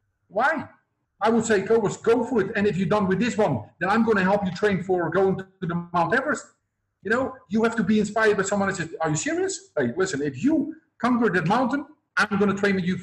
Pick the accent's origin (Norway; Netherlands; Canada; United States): Netherlands; now in Cambodia; I come from Holland, but I'm now living in Cambodia.